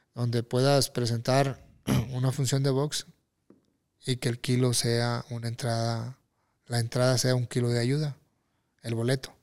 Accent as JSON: {"language": "Spanish", "country": "Mexico", "also_born_or_lived": "Tijuana", "said": "yo lo festejo como mexicano."}